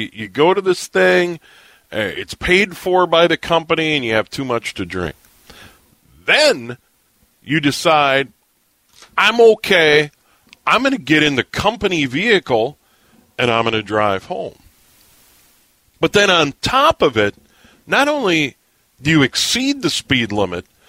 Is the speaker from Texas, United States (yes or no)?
no; Hennepin County suburbs, Minnesota, United States; also born or lived in St. Paul, Minnesota / Montevideo, Minnesota / South Dakota; I was born in St. Paul, so I was born in Ramsey County. But when I was 9, we moved to the northern suburbs of Hennepin County. And most of my life, I've lived in Hennepin County